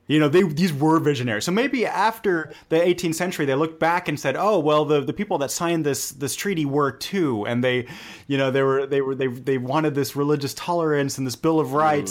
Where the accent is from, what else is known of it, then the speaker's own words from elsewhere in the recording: Germany; growing up in Germany